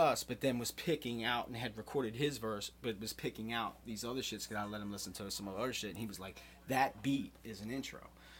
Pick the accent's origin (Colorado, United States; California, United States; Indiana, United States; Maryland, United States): Maryland, United States; Baltimore; But, I mean, we are from Baltimore, but, you know. Rep the whole fucking state